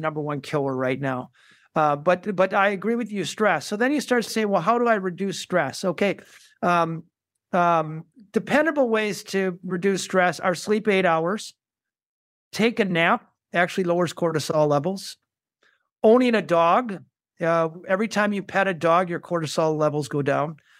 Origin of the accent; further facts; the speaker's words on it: Saint Paul, Minnesota, United States; I grew up in Saint Paul, Minnesota